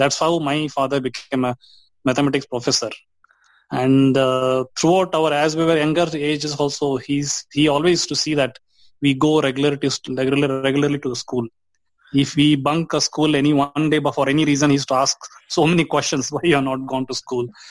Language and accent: English; Dharwad, Karnataka, India; I was born in Dharwad. It's a central part of Karnataka, uh-huh. India